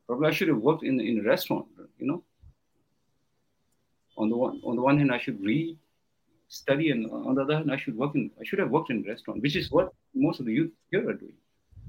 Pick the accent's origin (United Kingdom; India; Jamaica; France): India; And you know, I came from Indian rural areas. There's no primary school.